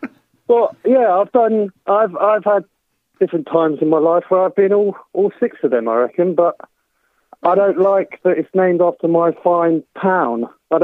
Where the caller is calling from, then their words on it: Bristol, South West England, United Kingdom; I'm calling from Bristol, mate.